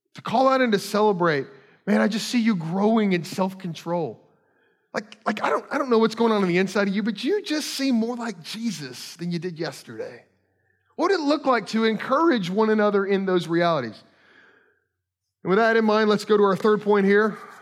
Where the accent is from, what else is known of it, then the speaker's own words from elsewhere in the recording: Kentucky, United States; moved away; I grew up in Kentucky